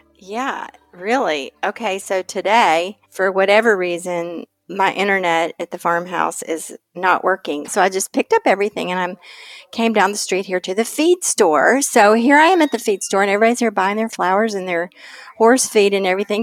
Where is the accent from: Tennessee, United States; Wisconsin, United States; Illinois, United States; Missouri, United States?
Tennessee, United States; East; moved away; growing up in East Tennessee, which is southern Appalachia